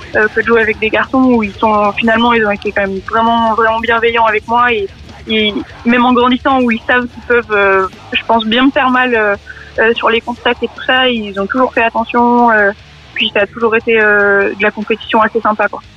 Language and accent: French; Montélimar, Auvergne-Rhône-Alpes, France; moved away as an adult; also born or lived in Grenoble; now in Bobigny, France; je viens de la Drôme, de Montélimar